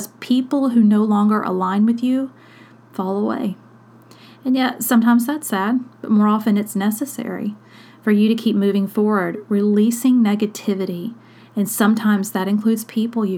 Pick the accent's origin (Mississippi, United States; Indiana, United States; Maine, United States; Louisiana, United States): Mississippi, United States; South; when I was a kid, I grew up poor in South Mississippi